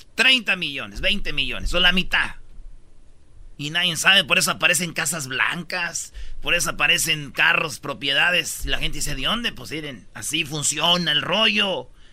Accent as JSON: {"language": "Spanish", "town": "Jiquilpan", "region": "Michoacán", "country": "Mexico", "tie": "born or raised there", "said": "el señor Lázaro Cárdenas nació en mi pueblo, Jiquilpan, Michoacán"}